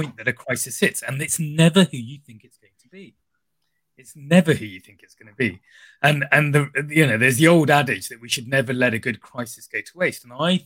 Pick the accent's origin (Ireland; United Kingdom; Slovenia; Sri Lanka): Sri Lanka; moved away; I grew up in Sri Lanka, so I'd lived through humanitarian crises as a child